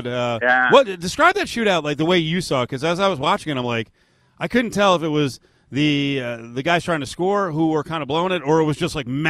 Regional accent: United States; moved away; growing up in the New Jersey, New York area

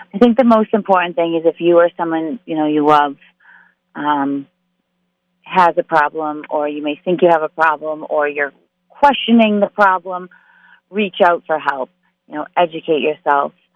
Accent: Massachusetts, United States; I am from Massachusetts, born and raised

